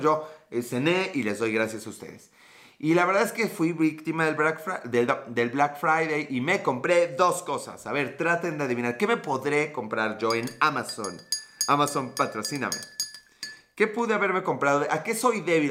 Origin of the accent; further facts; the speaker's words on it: Puebla, Mexico; Soy de Puebla